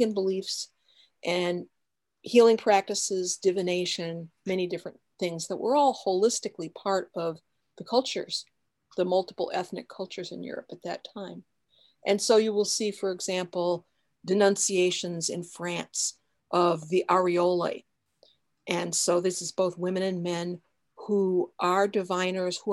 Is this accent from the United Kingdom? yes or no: no; West Chicago, Illinois, United States; I was born in West Chicago, Illinois